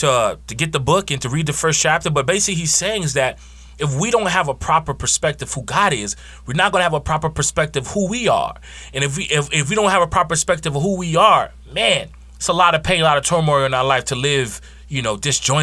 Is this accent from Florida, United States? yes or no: yes; Miami, Florida, United States; Like growing up in Miami, right?